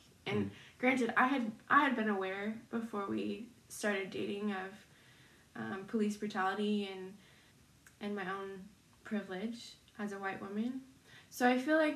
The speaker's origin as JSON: {"language": "English", "town": "Minneapolis", "region": "Minnesota", "country": "United States", "tie": "born or raised there", "moved": "yes", "said": "my hometown"}